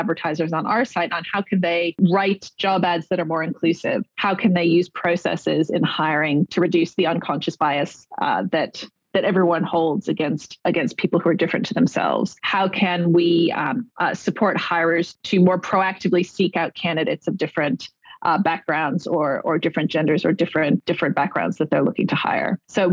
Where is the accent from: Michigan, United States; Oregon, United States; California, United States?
California, United States; So I was born in California